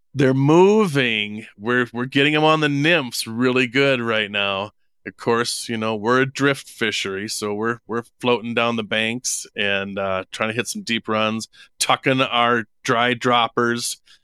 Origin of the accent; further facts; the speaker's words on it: Minneapolis, Minnesota, United States; moved away as an adult; also born or lived in Wisconsin / Jackson Hole, Wyoming; now in Idaho, United States; I was born and raised in Minneapolis, Minnesota.